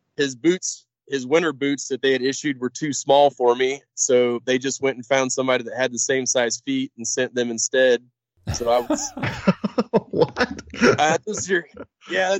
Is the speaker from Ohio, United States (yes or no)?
no; Missouri, United States; moved away as an adult; also born or lived in Orlando, Florida; now in Kodiak, United States; grew up in Missouri, just in farm country